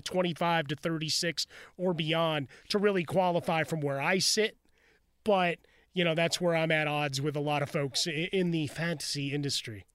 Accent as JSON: {"language": "English", "town": "Chicago", "region": "Illinois", "country": "United States", "said": "I'm from Chicago"}